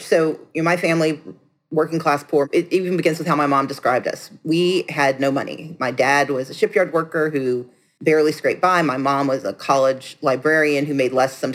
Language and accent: English; Gulfport, Mississippi, United States; I grew up on 2020 South Street in Gulfport, Mississippi